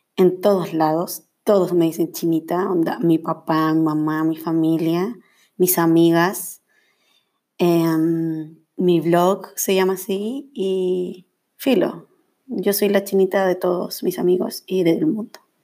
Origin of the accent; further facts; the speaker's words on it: Viña del Mar, Villa Alemana, Quillota, Valparaíso, Chile; moved away as an adult; now in Santiago, Chile; soy de Viña, Villa Alemana, Quillota, por ahí como, esos son como mis lugares